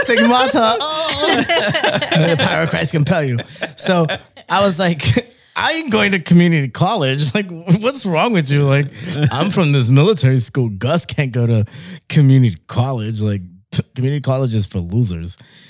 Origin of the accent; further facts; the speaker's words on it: Mexico City, Mexico; now in Laredo, United States; Because we came from Mexico City. So I was like, that's one of the biggest cities in the world.